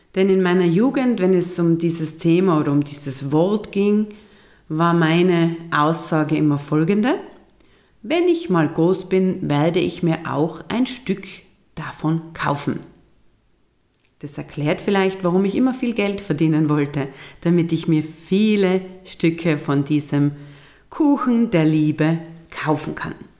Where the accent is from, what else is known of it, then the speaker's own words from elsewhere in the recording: Austria; bei uns in Österreich